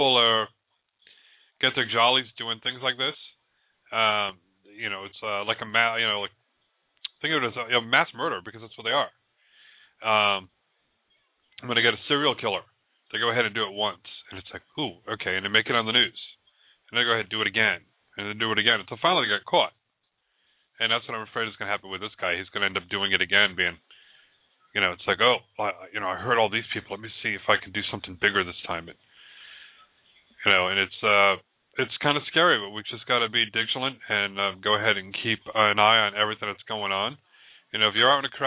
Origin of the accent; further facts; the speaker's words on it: New England, Rhode Island, United States; moved away; I'm from New England originally